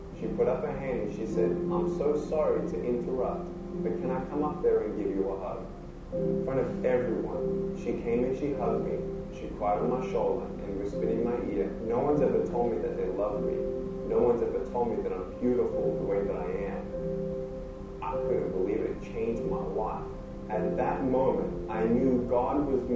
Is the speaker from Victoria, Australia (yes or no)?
yes; Melbourne, Victoria, Australia; I was born in Melbourne, Australia, 1982